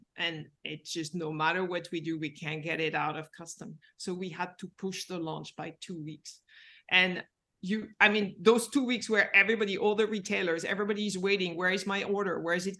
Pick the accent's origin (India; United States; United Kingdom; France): France; Paris, Île-de-France; Yeah, I'm from Paris.